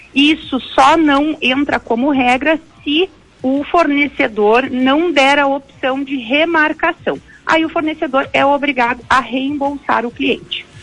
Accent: Gaúcho, Rio Grande do Sul, Brazil; a gente é gaúcho

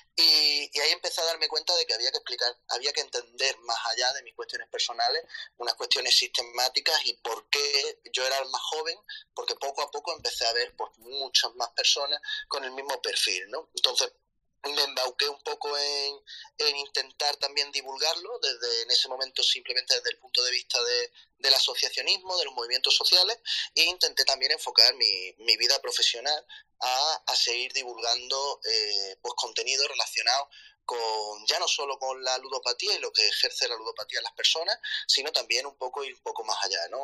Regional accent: Málaga, Andalusia, Spain; now in Madrid, Spain; soy de Málaga, eh, aunque actualmente vivo en Madrid.

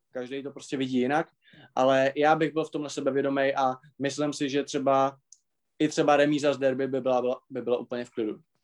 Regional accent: Moravia, Czechia; u nás na Moravě

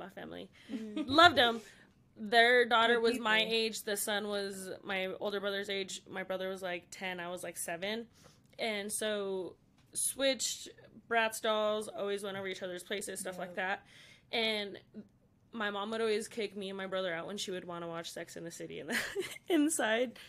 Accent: Pueblo, Colorado, United States; Born and raised Pueblo, Colorado

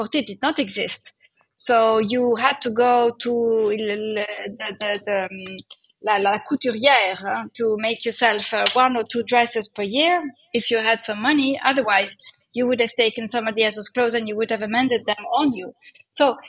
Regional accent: Netherlands; moved away; also born or lived in Italy; I was brought up in Holland, so that's why I'm also Nordic in my DNA

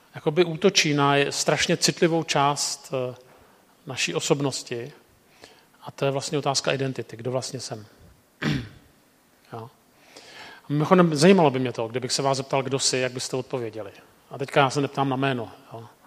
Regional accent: Prague, Czechia; jsem z Prahy

